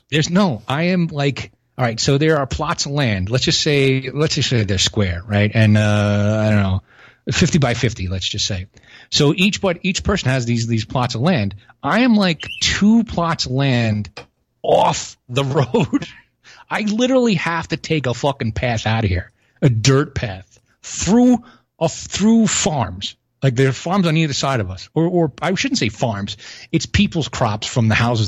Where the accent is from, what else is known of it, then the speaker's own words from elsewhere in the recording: New York City, New York, United States; moved away; I'm from Brooklyn